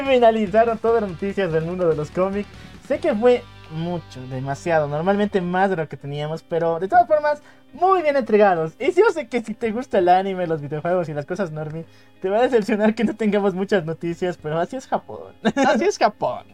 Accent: Bolivia; en nuestro país, que somos de Bolivia

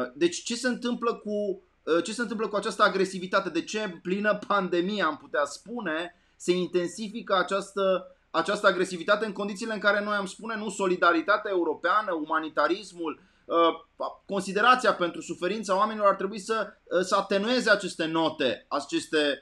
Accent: Arad, Arad County, Romania; eu am copilărit la Arad

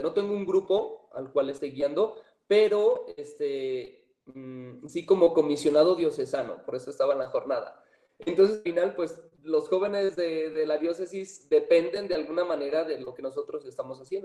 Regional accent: San Francisco de Asís, Jalisco, Mexico; soy originario de San Francisco de Asís, Jalisco

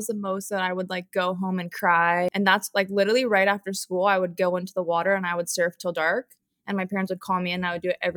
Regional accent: Hawaii, United States; Hawaii and like how I grew up.

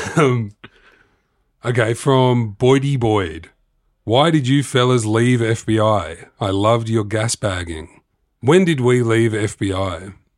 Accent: Sydney, New South Wales, Australia; I'm from Sydney

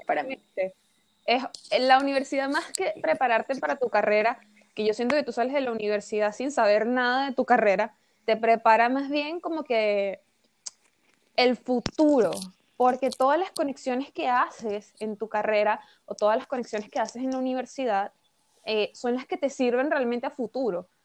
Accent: Venezuela; moved away; siendo venezolana y habiendo estado allí, habiendo vivido allí

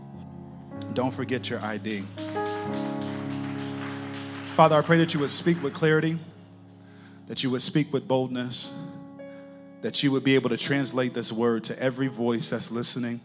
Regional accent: Texas, United States; moved away as an adult; also born or lived in Connecticut; I'm from Texas, and I ended up in Connecticut because I went to college in Connecticut

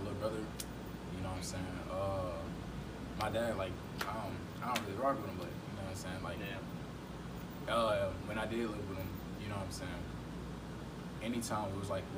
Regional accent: Georgia, United States; moved away; I'm originally from Georgia

